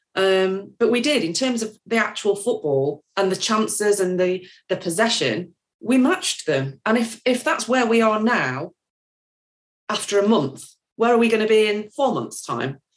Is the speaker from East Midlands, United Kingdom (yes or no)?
yes; Nottingham, East Midlands, United Kingdom